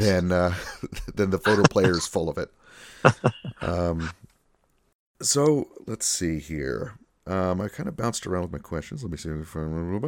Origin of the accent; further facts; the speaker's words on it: Rochester, New York, United States; my hometown Kodak